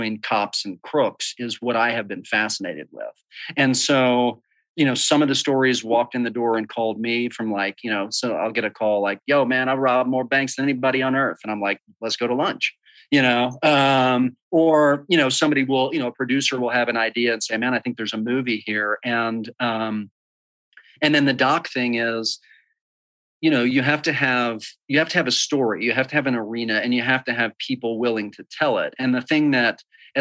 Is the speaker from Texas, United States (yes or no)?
yes; Dallas, Texas, United States; I grew up in Dallas, Texas